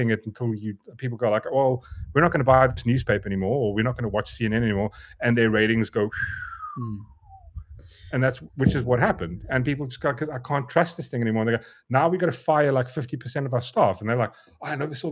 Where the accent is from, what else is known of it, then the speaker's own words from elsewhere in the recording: South Africa; I'm a South African.